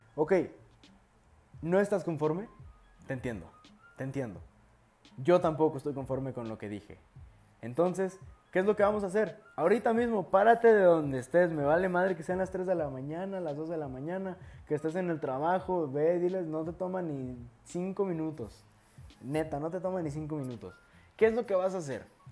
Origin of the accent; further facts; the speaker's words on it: Mexico; soy de México